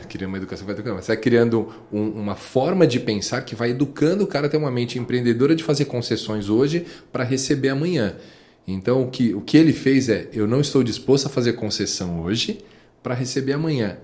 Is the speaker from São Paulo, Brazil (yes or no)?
yes; São Paulo, Brazil; a gente é de São Paulo, periferia de São Paulo, Pirituba. É, nós nascemos